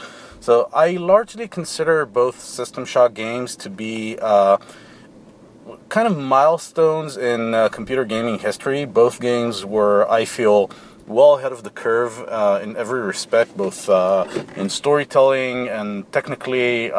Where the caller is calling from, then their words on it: Israel; from Israel